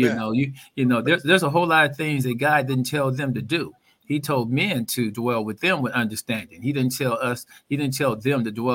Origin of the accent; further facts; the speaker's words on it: Oakland, California, United States; I'm from Oakland